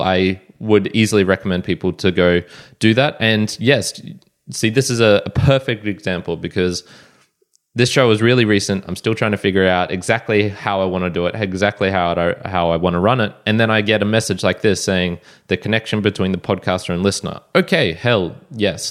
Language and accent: English; Australia; I'm Australian